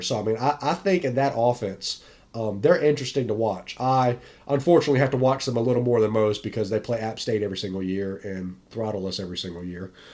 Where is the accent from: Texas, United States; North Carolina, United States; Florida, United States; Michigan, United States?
North Carolina, United States; the Tar Heels, my hometown team